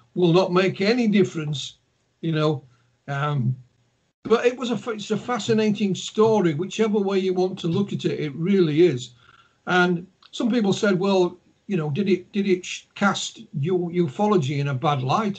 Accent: Yorkshire and the Humber, United Kingdom; accent: Yorkshire; my, my accent, my Yorkshire accent

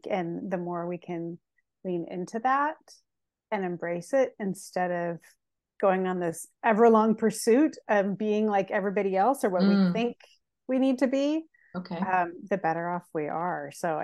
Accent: Seattle, Washington, United States; also born or lived in Santa Cruz, California / Boise, Idaho / Kauai, Hawaii; now in Portland, United States; I was born in Portland, raised in Seattle, lived in near Santa Cruz, and then I lived in Idaho, and then I moved over to Kauai.

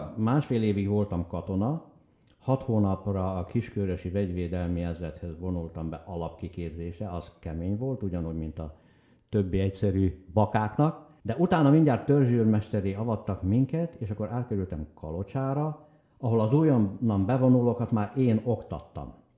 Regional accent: Bükkszék, Heves, Hungary; moved away as an adult; also born or lived in Vancouver, Canada; az anyai nagyapám Bükszékről, a szülőfalunkból, Heves megyéből

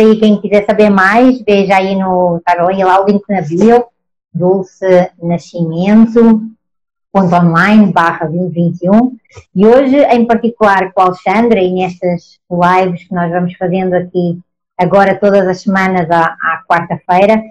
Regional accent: Portugal; accent: Portuguese; moved away as an adult; now in Brazil; Eu, com este meu sotaque, óbvio, sou portuguesa, mas eu estou no Brasil. Estou no Brasil desde 2013

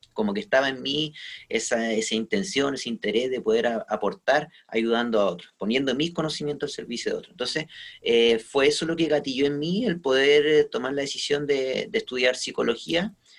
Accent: Quillota, Valparaíso, Chile; also born or lived in Viña del Mar; Yo soy de la quinta región, de hecho, soy de, de Quillota

